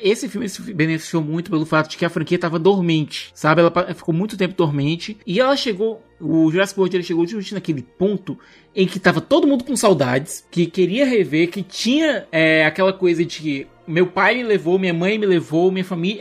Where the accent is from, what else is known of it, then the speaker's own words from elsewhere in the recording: Brazil; como brasileiro